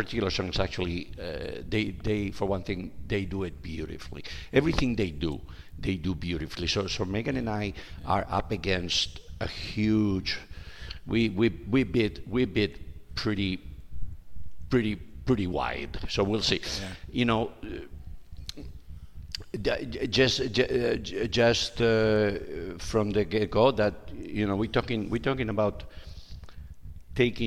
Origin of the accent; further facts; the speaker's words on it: Spain; moved away; I'm from Spain.